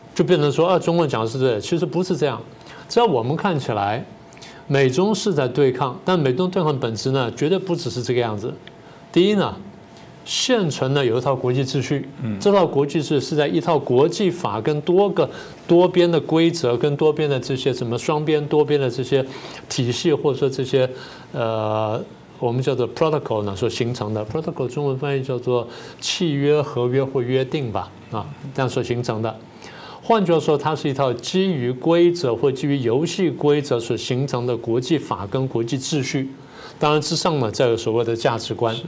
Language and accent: Chinese; Taiwan; 我们台湾人